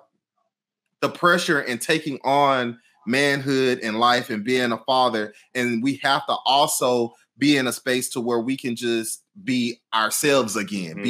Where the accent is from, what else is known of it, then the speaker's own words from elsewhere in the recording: Houston, Texas, United States; I'm from Houston. So all my family is in Houston